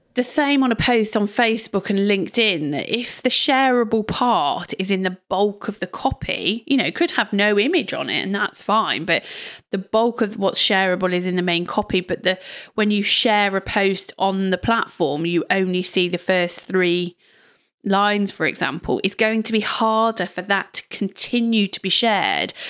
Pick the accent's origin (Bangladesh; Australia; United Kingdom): United Kingdom; we're terribly British over here